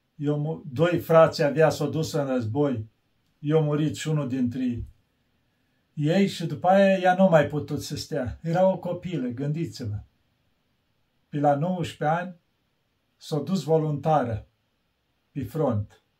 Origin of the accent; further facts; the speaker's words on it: Romania; eu când spun că român